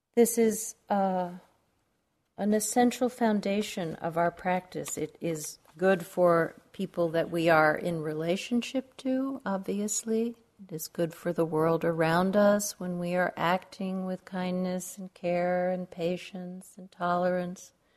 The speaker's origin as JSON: {"language": "English", "region": "New York", "country": "United States", "tie": "born or raised there", "moved": "yes", "lives_now": "Arizona, United States", "said": "I grew up in New York"}